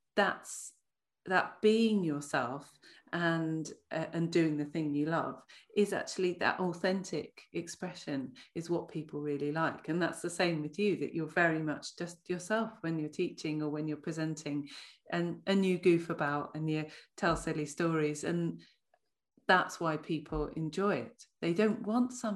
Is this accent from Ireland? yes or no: yes; Ireland; I'm Irish